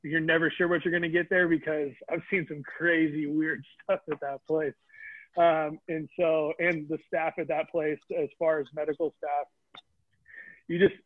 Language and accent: English; Vacaville, California, United States; my hometown's Vacaville. We have a prison here